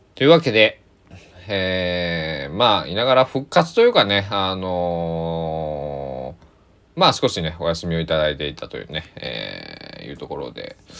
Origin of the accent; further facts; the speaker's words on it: Japan; also born or lived in Takamatsu, Kagawa; 僕は日本に生まれて日本で育って日本語をしゃべりそして今も日本に住んでいる